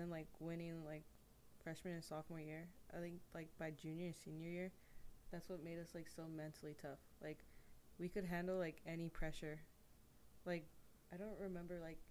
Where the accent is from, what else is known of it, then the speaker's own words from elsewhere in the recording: Hayward, California, United States; I'm coming from Hayward to Logan